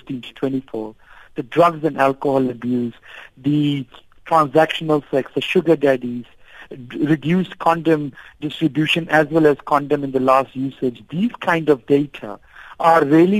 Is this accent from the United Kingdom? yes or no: no; South Africa